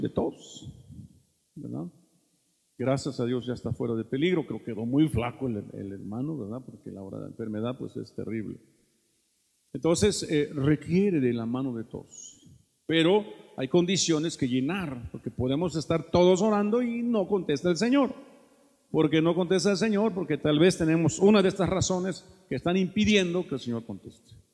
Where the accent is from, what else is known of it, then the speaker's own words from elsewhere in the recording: Mexico; los mexicanos somos mañosos